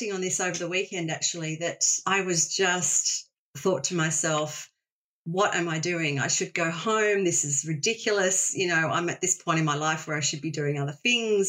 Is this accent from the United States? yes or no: no; Australia; Growing up in Australia, you know, we are blessed with a beautiful country, and I grew up with Keep Australia Beautiful